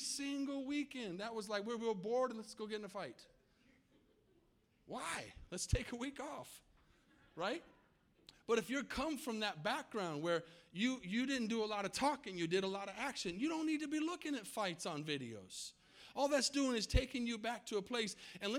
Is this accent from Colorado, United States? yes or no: no; Tucson, Arizona, United States; now in Texas, United States; I grew up in Tucson, Arizona